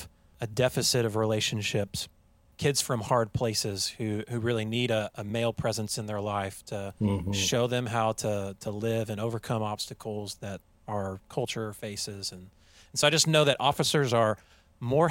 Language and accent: English; Perkins, Oklahoma, United States; I'm from Perkins